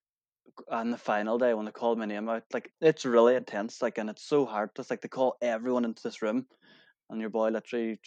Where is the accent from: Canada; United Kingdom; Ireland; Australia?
Ireland; Kilmacrennan, Ulster; I was from Kilmacrenan